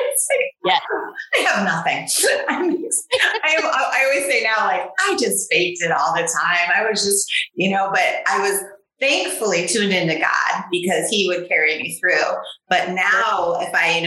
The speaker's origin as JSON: {"language": "English", "town": "Chicago", "region": "Illinois", "country": "United States", "tie": "born or raised there", "said": "I grew up in Chicago."}